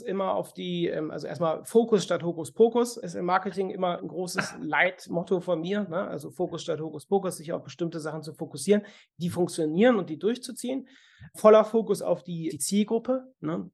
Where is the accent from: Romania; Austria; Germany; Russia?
Germany; Cologne, North Rhine-Westphalia; bei uns in Köln